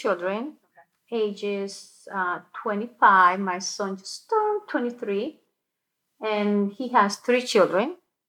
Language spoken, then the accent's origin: English; Colombia; moved away; also born or lived in Boca Raton, Florida; I'm originally from Colombia. I was living in Boca Raton, Florida.